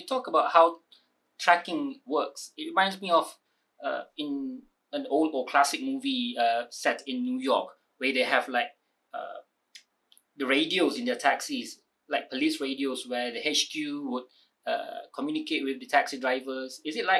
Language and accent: English; Kuala Lumpur, Malaysia; Born and bred in Kuala Lumpur, of course.